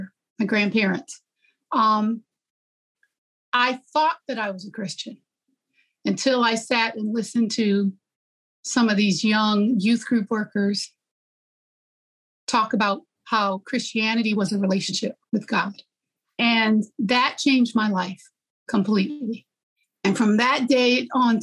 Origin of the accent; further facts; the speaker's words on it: Gary, Indiana, United States; I was growing up in Gary